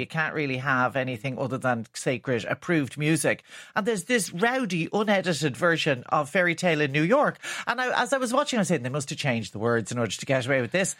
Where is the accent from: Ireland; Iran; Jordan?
Ireland; our character as Irish people